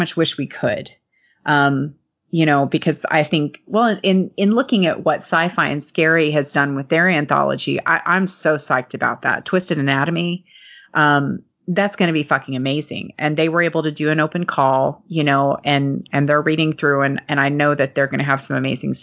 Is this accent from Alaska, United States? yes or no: no; Lexington, Kentucky, United States; the Lexington Cemetery, which is here in my hometown